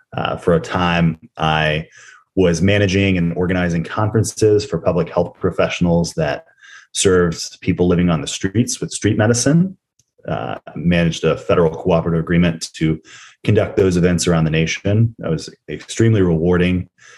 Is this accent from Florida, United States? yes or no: no; Nashville, Tennessee, United States; growing up in the South. I'm in Nashville, Tennessee right now. That's where I was born and raised.